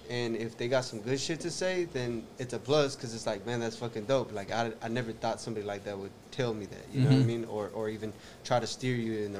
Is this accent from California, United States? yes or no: yes; California, United States; now in Houston, United States; I'm actually from California